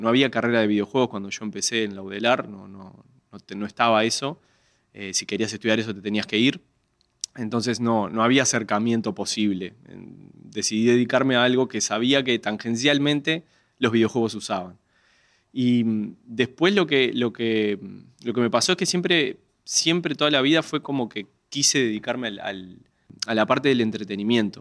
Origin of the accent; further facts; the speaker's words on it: Uruguay; soy uruguayo, uruguayo con, la completa